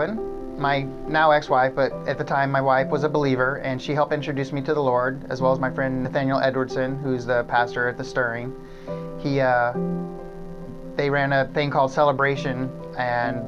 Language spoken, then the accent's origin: English; McCloud, California, United States; I grew up in McLeod, California. That's where I was born and raised